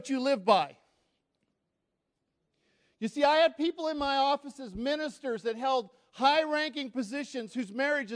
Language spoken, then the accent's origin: English; United States; I'm American